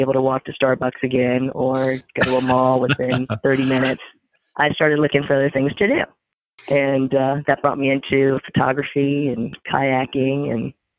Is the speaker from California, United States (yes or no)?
no; Maryland, United States; moved away as an adult; also born or lived in Virginia; now in Reedville, United States; a Maryland girl in a Virginia world, because I was born in Virginia, but then quickly moved off to Maryland and was raised in Maryland, and then came to the Northern Neck kind of following my parents when they retired about 14 years ago.